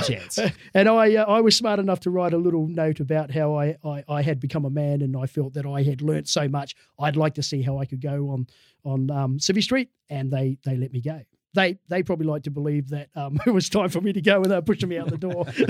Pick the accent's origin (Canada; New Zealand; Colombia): New Zealand; Dunedin, Otago; I, grew up in a place called Dunedin down south